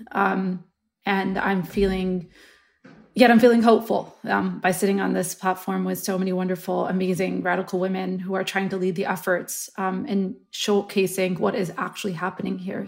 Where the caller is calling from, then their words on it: Washington, District of Columbia, United States; I am calling you from Washington, D C today.